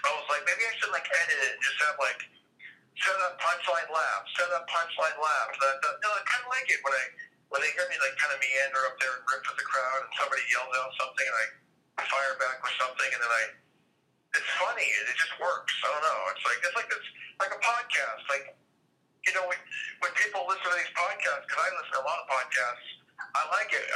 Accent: Fresno, California, United States; my hometown Fresno

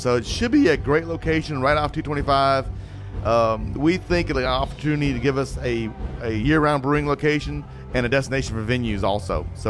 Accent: South Houston, Texas, United States; I'm from South Houston, actually, from the DeBarrios. So I grew up in the nicer part of town, shall we say.

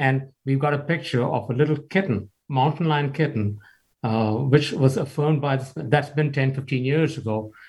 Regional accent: New Delhi, Delhi, India; moved away as an adult; also born or lived in Kansas; now in Douglas County, Kansas, United States; we are from India, I grew up in a three-room flat in New Delhi.

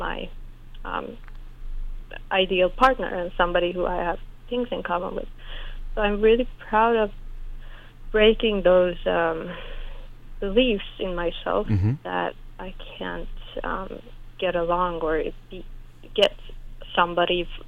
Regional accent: Iran; moved away; When I grew up in Iran, my dad was mostly in Sweden

